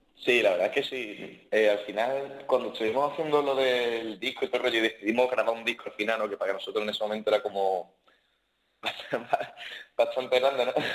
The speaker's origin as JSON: {"language": "Spanish", "town": "Cádiz", "region": "Andalusia", "country": "Spain", "said": "Yo Soy, gaditano"}